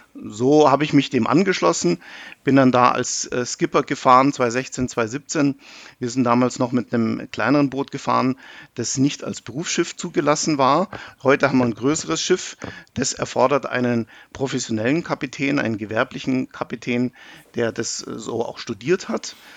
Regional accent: Germany; wir als Deutsche

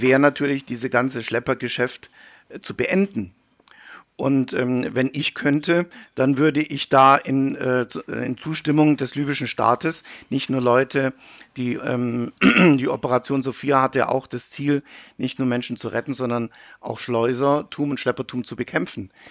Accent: Germany; wir als Deutsche

